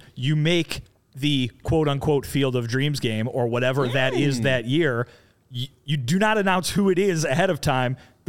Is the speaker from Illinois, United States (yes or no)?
yes; Kane County, Illinois, United States; my hometown Kane County Cougars